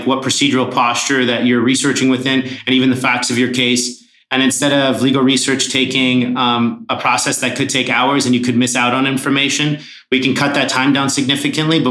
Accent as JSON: {"language": "English", "country": "Canada", "said": "I am a Canadian entrepreneur, first generation immigrant"}